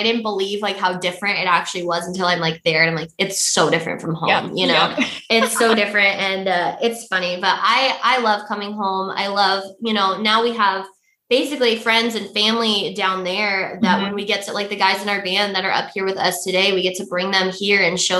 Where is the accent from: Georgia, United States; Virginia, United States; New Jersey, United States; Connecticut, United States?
Connecticut, United States; Middlefield; moved away as an adult; now in Nashville, United States; from Middlefield and our mom and our uncle, they were born and raised in Middlefield. We were born and raised in Middlefield. So we've been here our whole lives. So transitioning from here to living in Nashville was a big transition